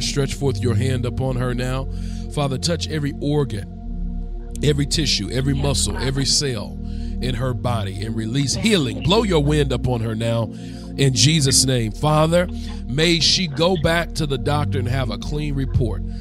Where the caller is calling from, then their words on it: Rex, Georgia, United States; I'm calling from Rex, Georgia.